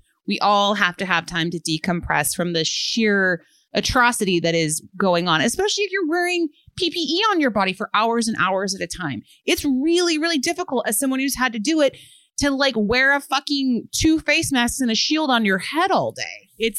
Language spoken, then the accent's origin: English; Chicago, Illinois, United States; I'm from Chicago myself, and I've lived in Logan Square area for 5 years.